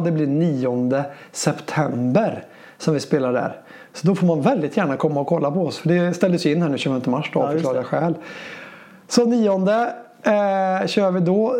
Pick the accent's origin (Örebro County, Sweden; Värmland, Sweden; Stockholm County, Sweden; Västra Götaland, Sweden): Värmland, Sweden; Säffle; born or raised there; moved away as an adult; also born or lived in Gothenburg